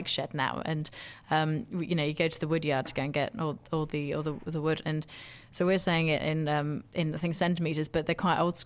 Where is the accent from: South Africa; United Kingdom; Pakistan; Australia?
United Kingdom; very proud to be British.